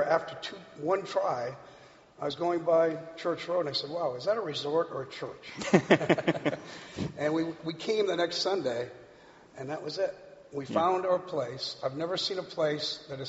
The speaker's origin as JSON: {"language": "English", "region": "Rhode Island", "country": "United States", "tie": "born or raised there", "also_born_or_lived": "Santa Monica", "moved": "as an adult", "lives_now": "Cincinnati, United States", "said": "I grew up on Rhode Island in the 50s"}